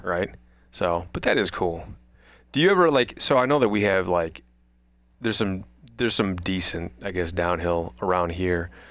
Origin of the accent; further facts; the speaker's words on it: Midwest, United States; I was a kid from the Midwest